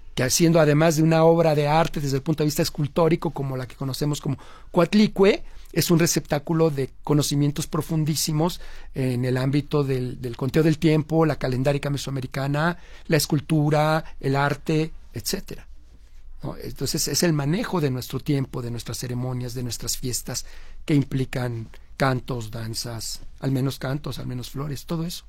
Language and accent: Spanish; Mexico; la forma como hablamos en México